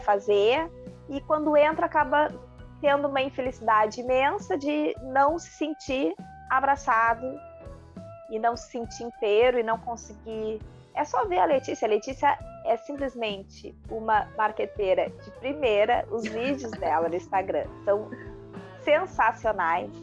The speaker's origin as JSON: {"language": "Portuguese", "region": "Rio Grande do Sul", "country": "Brazil", "said": "eu sou gaúcha"}